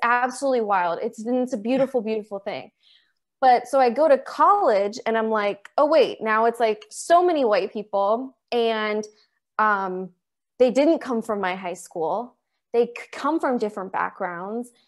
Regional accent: Maryland, United States; I'm still in Maryland, and I grew up in Maryland

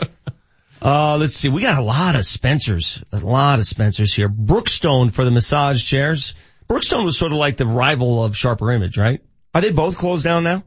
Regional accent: Denver, Colorado, United States; born and raised in North Denver

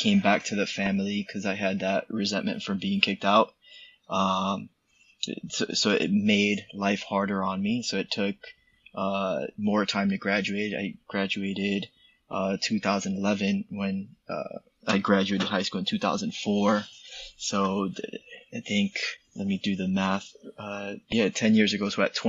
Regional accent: Puerto Rico; born there; My parents being Puerto Rican, I was born in Puerto Rico

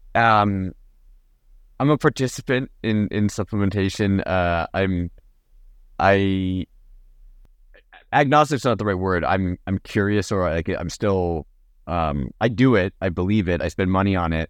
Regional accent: Napa, California, United States; I grew up in Napa

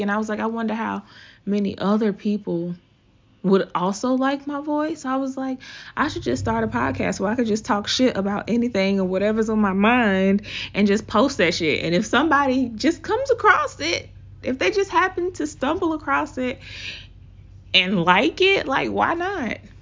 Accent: the South, United States; accent: Southern; my Southern accent, 'cause I'm from the South, y'all.

